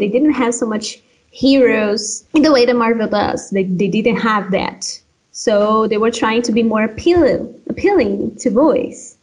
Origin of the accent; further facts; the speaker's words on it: Pará, Brazil; English is a second language; also born or lived in Minas Gerais, Brazil; now in Sweden; I'm from a state called Pará, and I'm very proud of that. I'm very proud of where I am from originally, even though today I live in, in another state